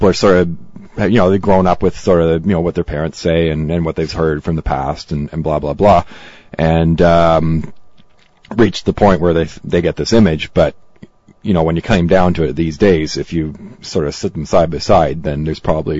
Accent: Canada; they could have been just as Canadian as I was.

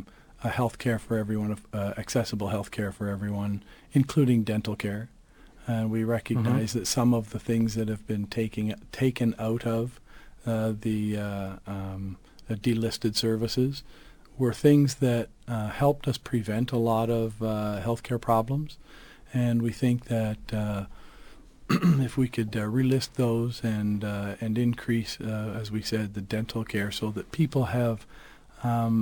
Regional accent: London, Ontario, Canada; I grew up in East London

